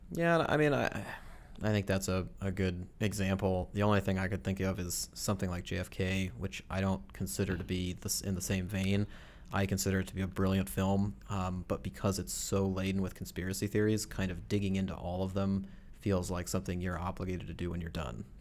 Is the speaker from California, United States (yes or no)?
no; Chicago, Illinois, United States; props to my home state, my beloved city, then Chicago